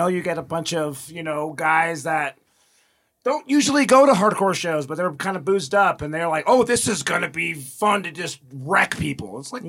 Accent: Reno, Nevada, United States; growing up in Reno

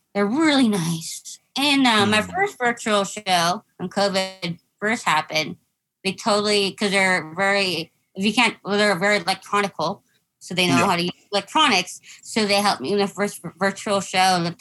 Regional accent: Mexico; first language English; I'm Mexican

